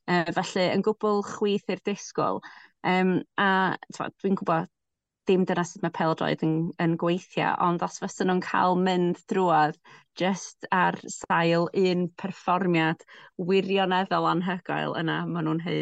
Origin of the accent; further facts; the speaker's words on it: Welsh, Wales, United Kingdom; dwi'n gwybod hawdd i mi eistedd yma fel Cymraes